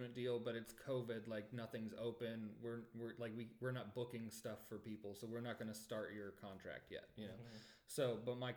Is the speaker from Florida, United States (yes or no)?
yes; Florida, United States; I was from Florida